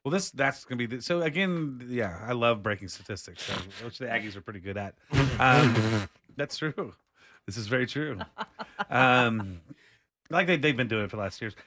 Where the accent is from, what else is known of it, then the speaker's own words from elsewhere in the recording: Austin, Texas, United States; I grew up here in Austin